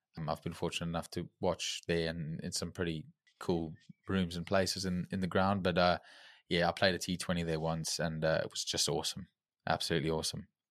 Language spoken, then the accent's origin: English; Johannesburg, Gauteng, South Africa; moved away; growing up in South Africa